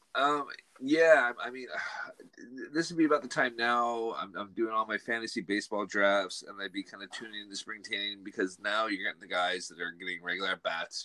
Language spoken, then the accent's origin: English; West Coast, United States; moved away as an adult; now in Scotland; growing up in the West Coast